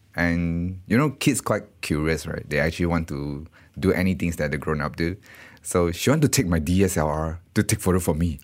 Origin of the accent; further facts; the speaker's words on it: Malaysia; moved away as an adult; also born or lived in Singapore; I actually from Malaysia